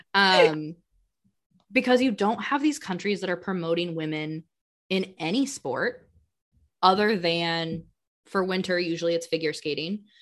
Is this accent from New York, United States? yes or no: no; Colorado, United States; now in Wisconsin, United States; I'm, I'm from Colorado